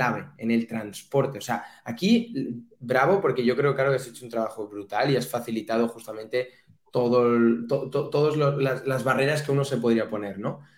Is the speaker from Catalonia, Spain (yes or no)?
yes; Catalonia, Spain